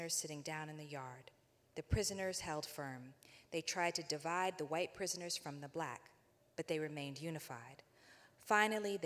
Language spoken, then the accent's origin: English; Birmingham, Alabama, United States; moved away; I was born in Birmingham, Alabama in 1972